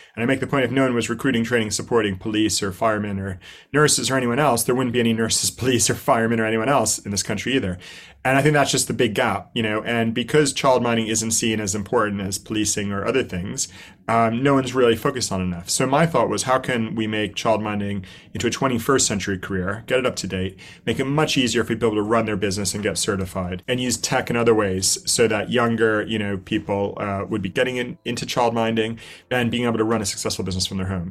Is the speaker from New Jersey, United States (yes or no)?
yes; New Jersey, United States; moved away as an adult; also born or lived in New York / Indonesia; now in London, United Kingdom; I grew up in New Jersey